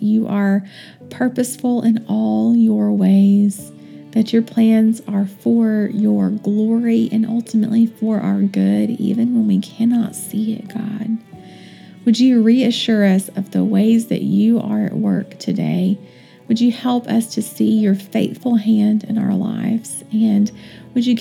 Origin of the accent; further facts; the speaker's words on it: Western North Carolina, United States; I am from Western North Carolina and grew up walking around outside